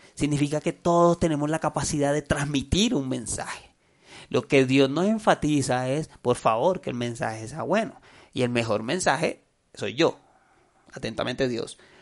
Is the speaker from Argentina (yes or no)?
no; Colombia; soy colombiano, hablo español